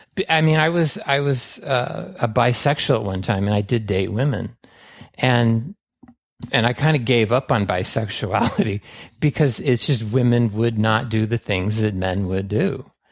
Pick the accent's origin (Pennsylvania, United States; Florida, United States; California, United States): California, United States; San Francisco; I was raised in San Francisco in the seventies